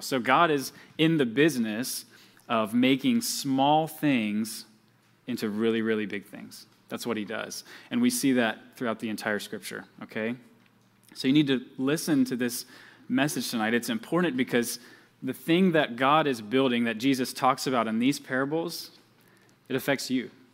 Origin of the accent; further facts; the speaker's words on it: Georgia, United States; moved away; I'm from Georgia, just like Pastor Jacob